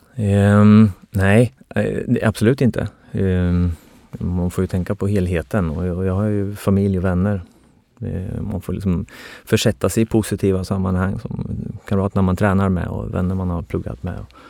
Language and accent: Swedish; outside Norrköping, Östergötland, Sweden; jag är uppväxt eh, utanför Norrköping